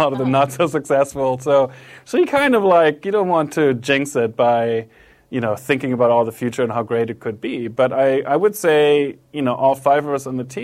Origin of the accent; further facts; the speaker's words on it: Germany; moved away; also born or lived in Japan; I'm from Germany, I lived in Japan for a while.